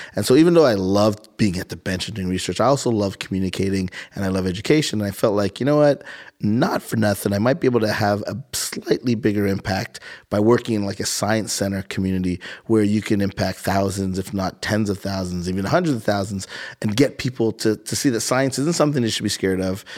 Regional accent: Montreal, Quebec, Canada; moved away as an adult; also born or lived in Boston / Philadelphia / Caribbean (parents); now in Columbus, United States; I'm born and raised in Montreal, Canada

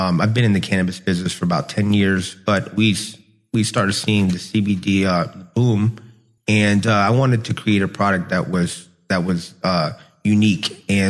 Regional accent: Tampa, Florida, United States; also born or lived in Chile; I was born in Chile, and then I moved to the Tampa Bay area when I was 4 years old.

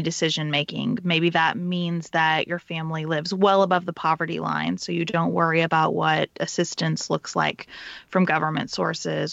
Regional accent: Western Kentucky, United States; I grew up in Western Kentucky.

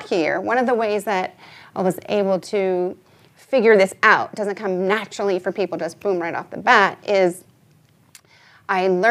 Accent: United States; as a young girl and growing up in America

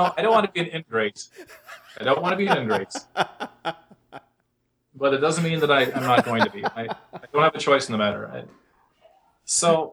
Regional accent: Chicago, Illinois, United States; I'm from Chicago.

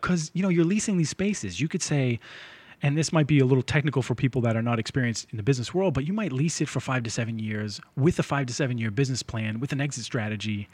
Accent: Lynn, Massachusetts, United States; I grew up in Lynn, but my parents owned a diner

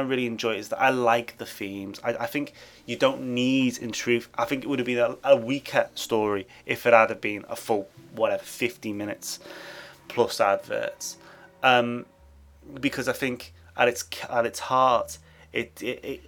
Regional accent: England, United Kingdom; I'm English

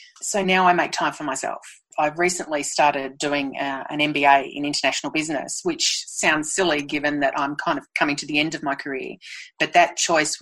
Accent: Melbourne, Victoria, Australia; moved away as an adult; I'm from Melbourne. I'm an inner city kid. I grew up in the city

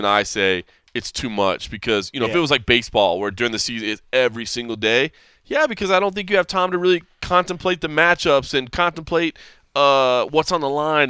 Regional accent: Dallas, Texas, United States; I'm born and raised in Dallas.

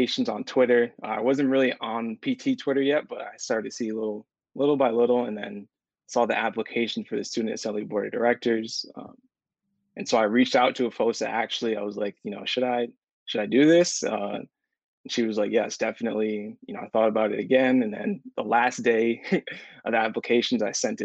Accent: Newburgh, New York, United States; now in Ithaca, United States; I'm from Newburgh, New York

